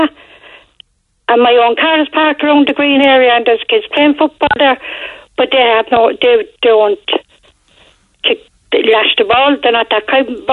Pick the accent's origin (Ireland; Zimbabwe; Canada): Ireland; Cork, Munster; also born or lived in Fairfield, Cork; I was born and reared in Churchfield